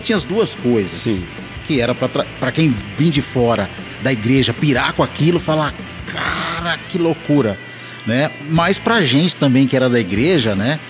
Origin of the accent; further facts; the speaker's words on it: Belo Horizonte, Minas Gerais, Brazil; sou de BH, estou em BH